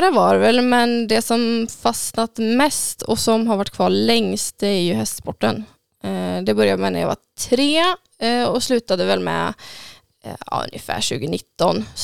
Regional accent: Tidaholm, Västra Götaland, Sweden; Ute på Hängne.

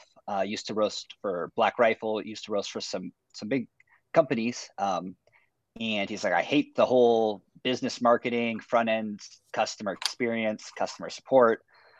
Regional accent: Phoenix, Arizona, United States; also born or lived in Merritt Island, Florida; I was born and raised here in Phoenix, Arizona

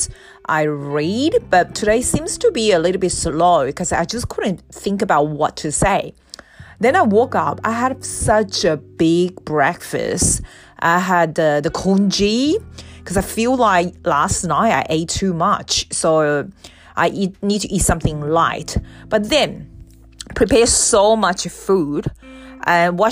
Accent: Australia; I'm from Australia.

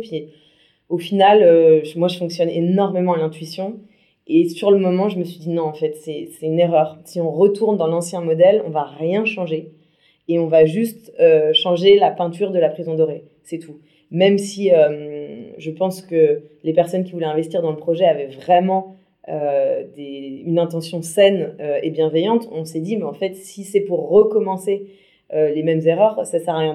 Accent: Brittany, France; je suis bretonne

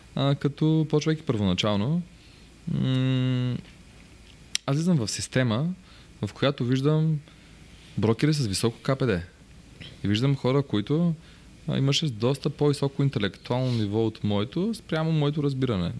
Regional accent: Bansko, Blagoevgrad Province, Bulgaria; аз съм от Банско

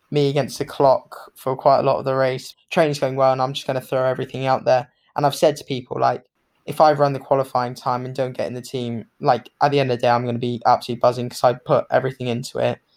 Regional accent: Hong Kong; also born or lived in Bermuda; I grew up in Hong Kong, so I was born

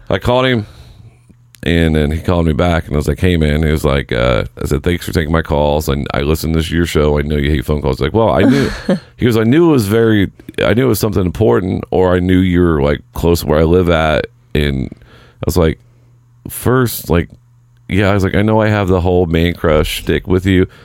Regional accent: Seymour, Indiana, United States; moved away; Doing stand up in my hometown

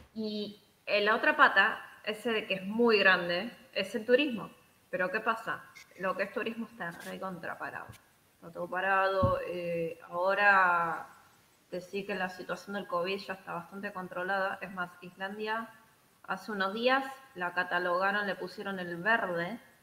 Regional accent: Buenos Aires, Argentina; moved away as an adult; now in Iceland; Estando en Buenos Aires, sí, yo soy de Buenos Aires

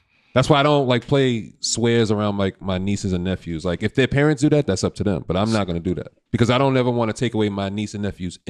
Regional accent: United States

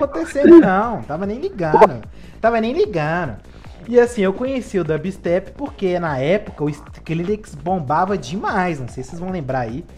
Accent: Belo Horizonte, Minas Gerais, Brazil; Eu sou aqui da cena mineira, de Belo Horizonte

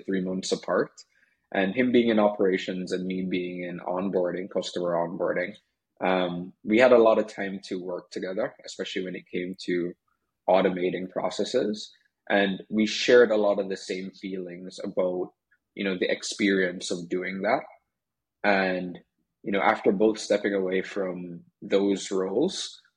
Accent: Jamaica; I'm from Jamaica, you might hear a accent slip out in, with different words that I say.

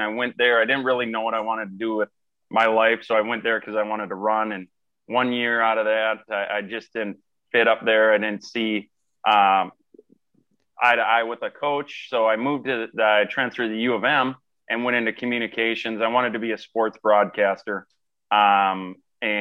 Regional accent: Faribault, Minnesota, United States; Summerbee, which is close to where I grew up in Faribault

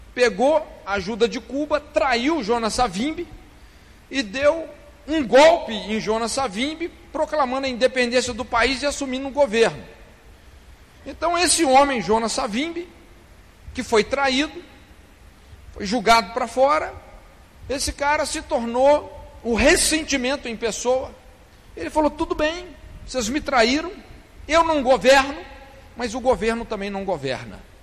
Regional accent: Brazil; nós, os brasileiros

